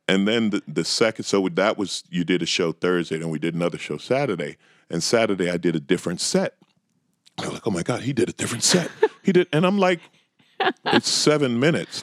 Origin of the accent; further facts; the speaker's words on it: New York, United States; moved away as an adult; also born or lived in Los Angeles; born and raised in New York